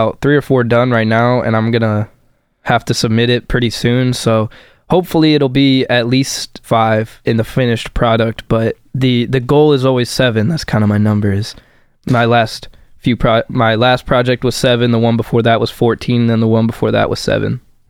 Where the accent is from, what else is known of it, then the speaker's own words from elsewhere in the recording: Tuscola, Illinois, United States; I'm from Tuscola.